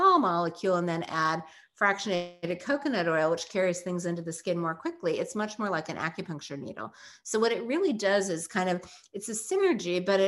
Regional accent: New York, United States; we're both from New York.

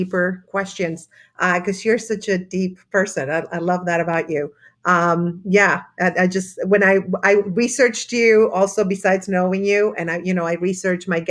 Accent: Argentina; now in United States; I'm from Argentina. You know, I was telling you I grew up in a military dictatorship. And I moved to America

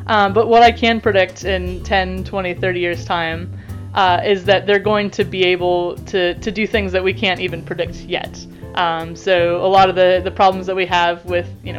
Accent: United States; now in Canterbury, New Zealand; I am an American-born New Zealand scientist.

